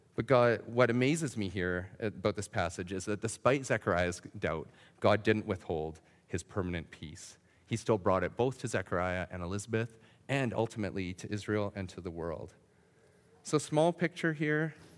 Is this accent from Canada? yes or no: yes; Saskatchewan, Canada; I grew up in Saskatchewan